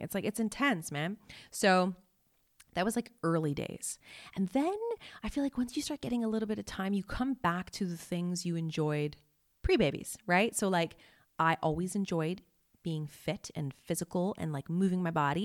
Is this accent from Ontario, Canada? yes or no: no; Montreal, Quebec, Canada; moved away as an adult; also born or lived in Toronto / Vancouver / Malaysia; I'm from Montreal